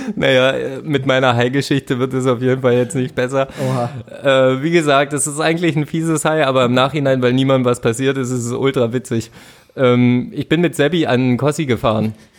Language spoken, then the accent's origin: German; Finsterwalde, Brandenburg, Germany; moved away; Handballer in Finsterwalde, wo ich herkomme